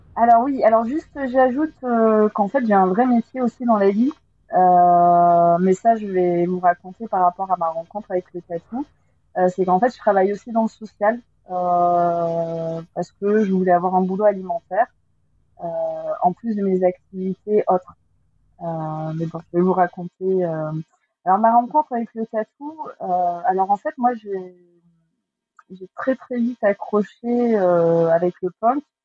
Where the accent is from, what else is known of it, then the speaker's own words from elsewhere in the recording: Agen, Nouvelle-Aquitaine, France; je, viens d'Agen. Euh, j'ai grandi à Agen